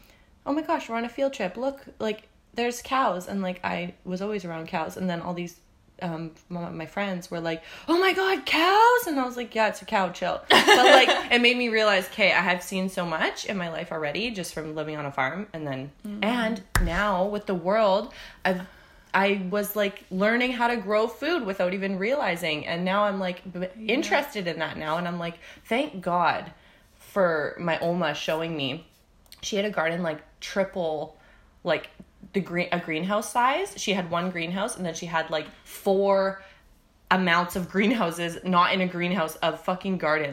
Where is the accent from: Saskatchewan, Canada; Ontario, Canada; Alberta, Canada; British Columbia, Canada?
British Columbia, Canada; Langley; so I was born in Langley.